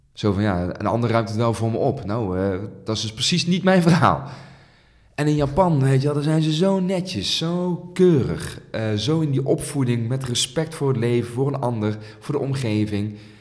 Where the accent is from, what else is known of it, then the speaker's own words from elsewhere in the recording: Netherlands; heb ik een Nederlandse moeder en ben ik hier geboren in Nederland